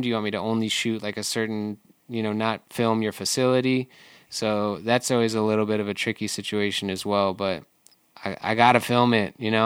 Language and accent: English; Michigan, United States; now in Seattle, United States; I grew up in Michigan